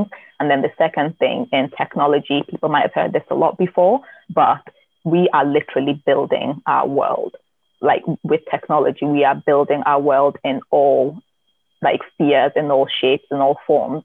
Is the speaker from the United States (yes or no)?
no; Newcastle upon Tyne, North East England, United Kingdom; moved away as an adult; now in Scotland, United Kingdom; grew up in Newcastle in South Shields in the northeast of England